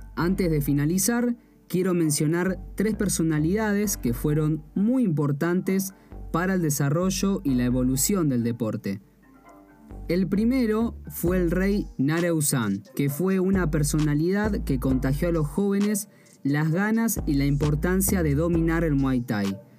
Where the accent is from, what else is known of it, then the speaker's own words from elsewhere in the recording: Argentina; soy de Argentina y por ende soy extranjero, o sea, no nací en Tailandia